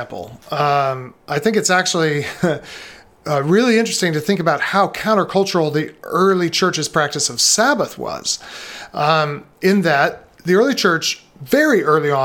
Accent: United States; an American Christian

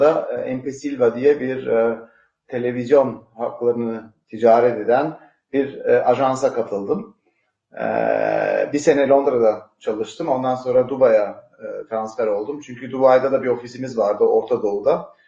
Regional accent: Switzerland; annem Türk, babam İsviçreli ama doğma büyüme e, İsviçreliyim.

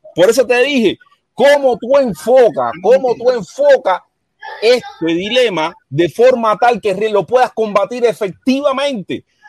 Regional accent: Cuba

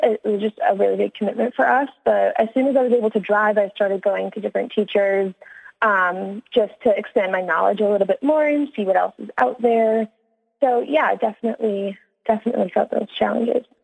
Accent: Midland, Ontario, Canada; moved away as an adult; now in Los Angeles, United States; I am from Midland, more specifically a tiny little village called LaFontaine

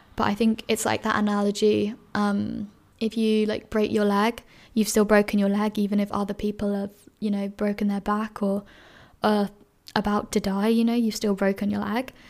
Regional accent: London, United Kingdom; moved away as an adult; now in Edinburgh, United Kingdom; I grew up in London, which is one of the most diverse cities in the world

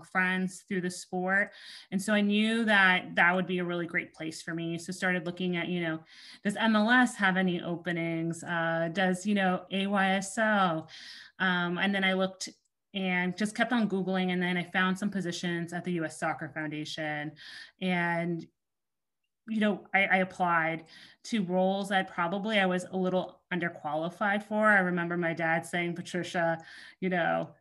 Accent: Miami, Florida, United States; I'm Haitian American. I grew up in Miami, Florida

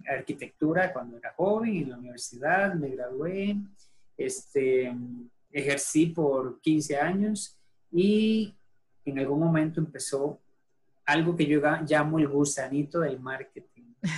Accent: San José, Costa Rica; yo soy de San José, Costa Rica. Eh, tengo radicado acá, prácticamente aquí nací, no me he movido de acá.

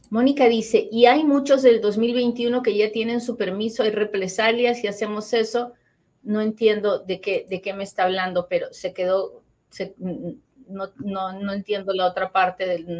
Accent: Colombia; Me aprobaron mi caso, doctora, soy de Colombia, aplico para la invitación de reunificación familiar.

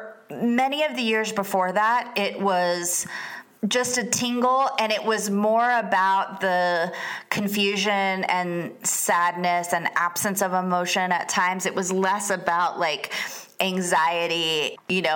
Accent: Florida, United States; moved away as an adult; also born or lived in Atlanta / San Diego / Los Angeles; I'm from Florida

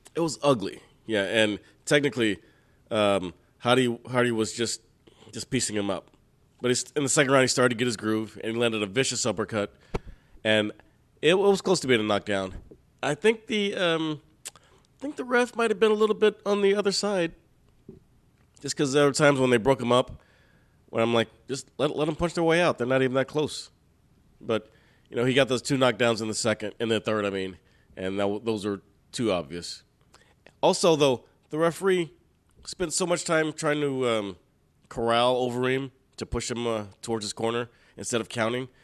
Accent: United States; I'm American

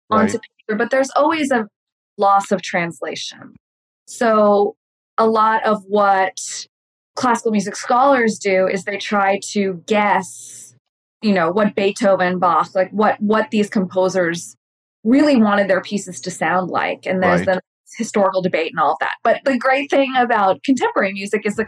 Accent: New York City, New York, United States; also born or lived in Ithaca; now in Los Angeles, United States; I live in Los Angeles. I'm from New York City originally

